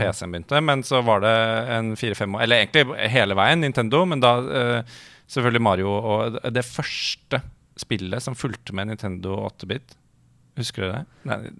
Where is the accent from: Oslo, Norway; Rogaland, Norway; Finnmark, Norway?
Oslo, Norway; Jeg er fra Ullern